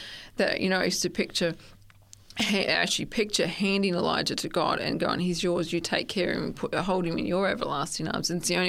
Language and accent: English; Stanthorpe, Queensland, Australia; also born or lived in Gosford / Sunshine Coast; Oh, I was born actually in Gosford, and my family travelled a lot and we moved a lot. I spent a lot of my younger years in Stanthorpe, and then from Stanthorpe we moved to the Sunshine Coast when I was about 15.